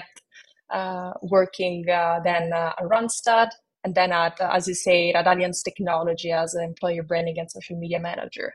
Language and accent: English; Rome, Lazio, Italy; accent: Italian; moved away; you might detect a hint of an Italian accent in my voice. That's because I hail from Rome, Italy, where I spent my early years.